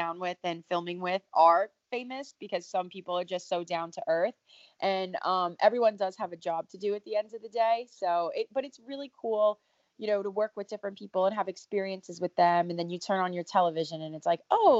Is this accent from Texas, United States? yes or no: no; New York City, New York, United States; I'm 25 years old, born and raised in New York City. Still based in New York now